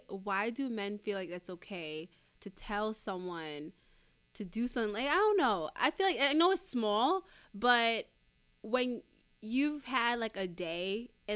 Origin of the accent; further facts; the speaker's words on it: New York, United States; I'm from New York